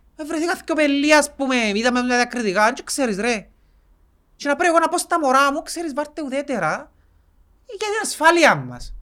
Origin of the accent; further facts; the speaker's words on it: Cyprus; σαν Κυπρέοι